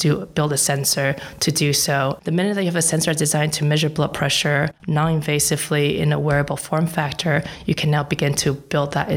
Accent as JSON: {"language": "English", "area": "Silicon Valley", "region": "California", "country": "United States", "tie": "born or raised there", "also_born_or_lived": "Geneva", "said": "I grew up in Silicon Valley"}